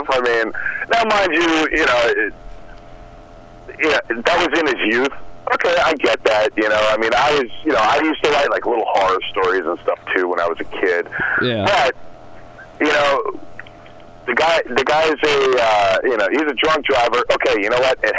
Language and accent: English; New York, United States; I'm from New York.